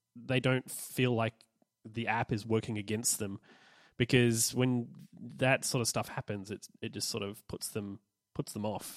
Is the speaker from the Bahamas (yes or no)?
no; Australia; I'm Australian and that's a thing here